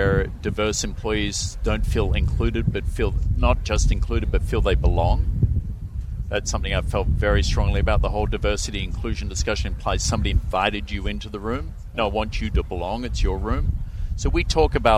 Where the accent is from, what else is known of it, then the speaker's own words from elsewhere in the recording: Melbourne, Victoria, Australia; moved away as an adult; now in United States; I was born in Melbourne to the family I was born with and given the education I was given.